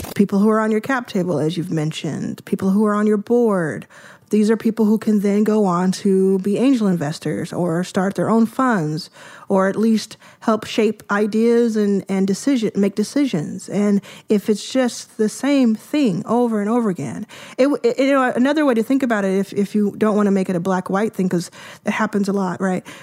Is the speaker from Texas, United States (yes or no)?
yes; Dallas, Texas, United States; also born or lived in Jackson, Mississippi; I grew up in Dallas, Texas. I was born in Jackson, Mississippi. at where my mom was born, and we quickly moved to Dallas.